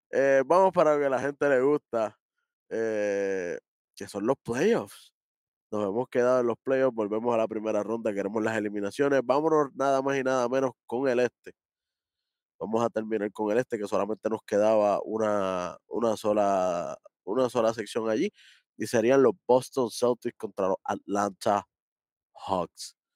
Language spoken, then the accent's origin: Spanish; Dominican Republic; yo soy dominicano también.